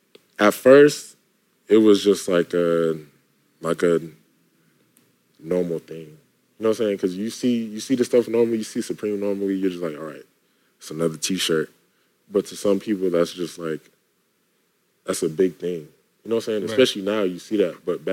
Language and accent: English; New York, United States; It was cool. I grew up with I feel like I grew up with a lot of the culture.